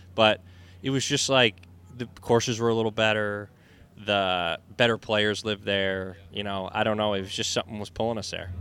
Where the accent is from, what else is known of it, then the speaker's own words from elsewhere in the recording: Vermont, United States; moved away as an adult; also born or lived in Boston, Massachusetts / New England; now in Florida, United States; growing up in Vermont and and then later in, in Boston